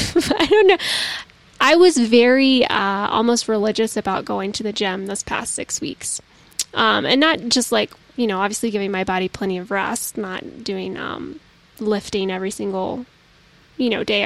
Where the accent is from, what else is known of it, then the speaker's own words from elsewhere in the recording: the South, United States; I'm from the South